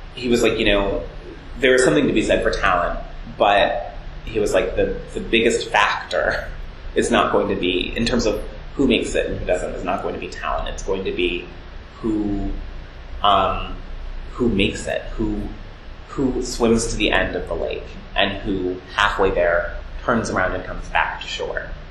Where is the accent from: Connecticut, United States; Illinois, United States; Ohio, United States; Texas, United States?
Ohio, United States; Cleveland Heights; also born or lived in South Jersey, New Jersey; now in New York, United States; Cleveland Heights, Ohio, which is where I grew up.